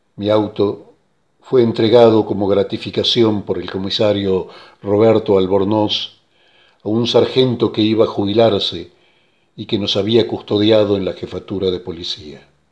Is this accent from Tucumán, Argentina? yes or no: yes; Tucumán, Argentina; Nací en Tucumán el primero de noviembre de 1920. Durante mi juventud jugué al fútbol en los clubes Central Córdoba y San Martín.